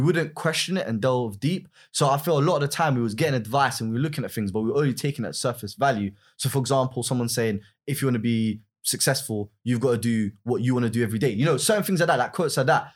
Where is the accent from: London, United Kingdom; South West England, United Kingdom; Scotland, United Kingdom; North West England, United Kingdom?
London, United Kingdom; originally I'm from West London